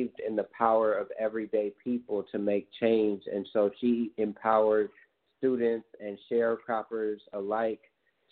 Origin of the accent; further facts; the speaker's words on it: Oakland, California, United States; growing up in East Oakland